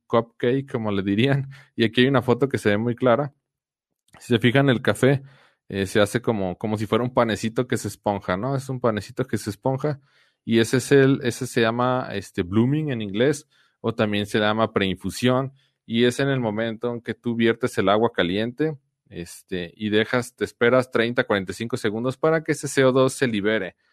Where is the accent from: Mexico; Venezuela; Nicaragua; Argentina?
Mexico; Guadalajara, Jalisco; now in San Luis Potosí, Mexico; Mi esposa y yo somos de Guadalajara